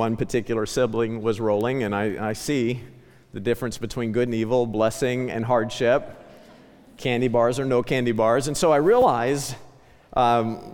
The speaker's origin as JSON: {"language": "English", "area": "Ozark Mountains", "region": "southwest Missouri", "country": "United States", "tie": "born or raised there", "said": "I grew up in the Ozark Mountains in southwest Missouri"}